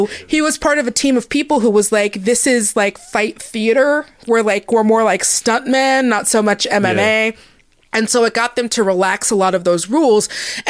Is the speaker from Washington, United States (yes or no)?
yes; Seattle, Washington, United States; I'm from Seattle